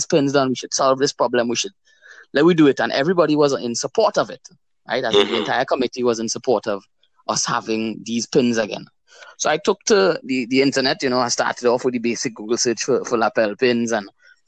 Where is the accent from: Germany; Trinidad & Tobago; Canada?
Trinidad & Tobago; Tobago; Born and grown in Tobago.